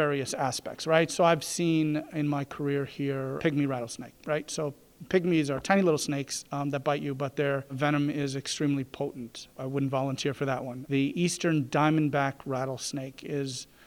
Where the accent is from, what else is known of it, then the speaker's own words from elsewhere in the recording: New York City, New York, United States; moved away as an adult; also born or lived in Providence, Rhode Island; now in Greenville, United States; I'm from New York City, so Brooklyn specifically, Manhattan, you know, is right adjacent. That's where I grew up and practiced